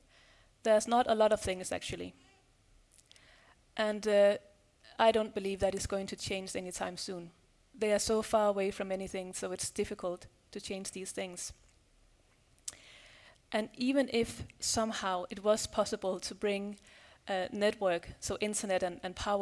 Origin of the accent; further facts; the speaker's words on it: Denmark; I'm from Denmark